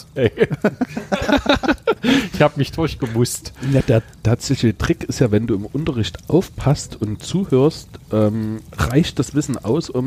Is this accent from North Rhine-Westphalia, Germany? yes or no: no; Talheim, Saxony, Germany; also born or lived in Gornsdorf; war geprägt durch einen Umzug. Wir sind aus Talheim weggezogen, zwar nur über einen Berg, aber da war mein ganzer Freundeskreis weg.